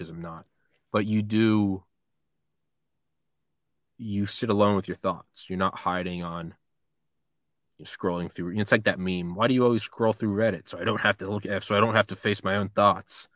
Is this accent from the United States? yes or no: yes; New Hampshire, United States; also born or lived in Maryland / Athens, Georgia; now in Georgia, United States; I'm from New Hampshire